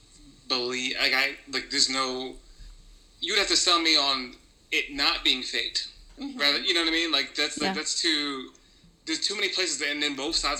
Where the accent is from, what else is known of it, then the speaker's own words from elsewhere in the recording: New York, United States; moved away as an adult; I'm from New York, and so I spent a good amount of time there.